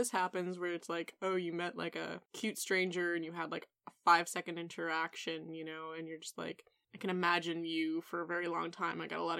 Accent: New England, United States; I grew up in New England

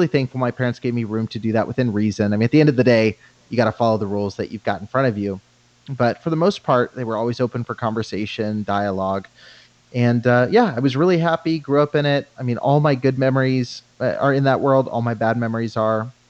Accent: Banning, California, United States; I grew up in Southern California

